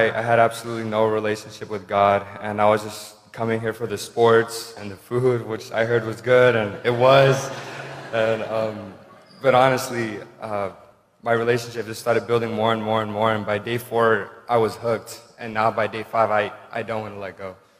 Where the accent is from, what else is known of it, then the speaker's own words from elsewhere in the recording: Hermiston, Oregon, United States; I play soccer, and I'm from Hermiston, Oregon.